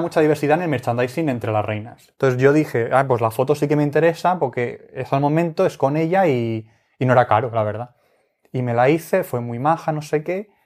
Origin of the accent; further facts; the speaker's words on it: Spain; somos de España